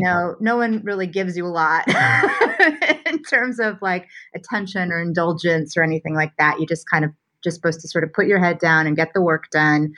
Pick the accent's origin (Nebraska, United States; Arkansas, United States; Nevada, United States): Nebraska, United States; Omaha; moved away as an adult; also born or lived in New York; now in Los Angeles, United States; I grew up in Omaha, Nebraska, uh, and had a a fairly conventional Midwestern childhood.